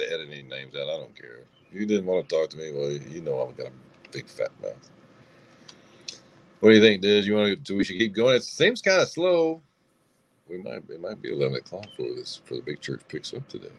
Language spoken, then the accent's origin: English; the South, United States; I'm from the South